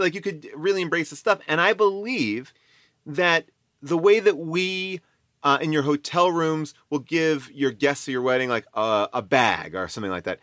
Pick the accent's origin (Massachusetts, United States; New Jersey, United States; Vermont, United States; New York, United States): New York, United States; Long Island; moved away as an adult; I was from Long Island